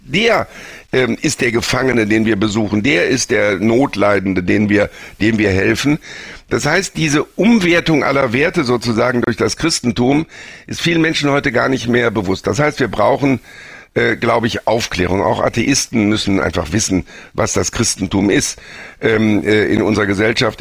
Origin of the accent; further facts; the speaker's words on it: Germany; Wir als Deutsche